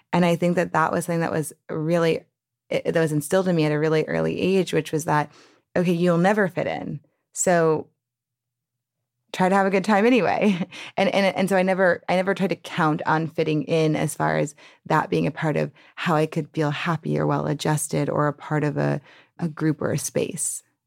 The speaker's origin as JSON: {"language": "English", "town": "New Orleans", "region": "Louisiana", "country": "United States", "tie": "born or raised there", "said": "I grew up in New Orleans"}